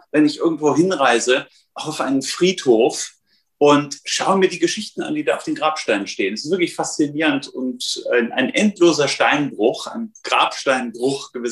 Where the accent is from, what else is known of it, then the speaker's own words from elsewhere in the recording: Kassel, Hesse, Germany; born there; Mein, mein Vater, die Familie meines Vaters, in Kassel, wo ich geboren bin, Nordhessen, die waren seit Mitte des 19. Jahrhunderts dort Spediteure